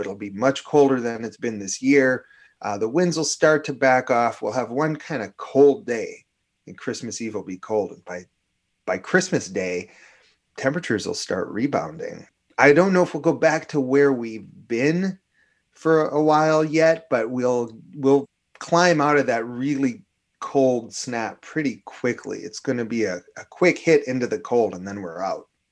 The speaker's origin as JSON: {"language": "English", "region": "Minnesota", "country": "United States", "tie": "born or raised there", "accent": "fake New York", "said": "I'm a Jewish kid. I grew up Jewish here in Minnesota"}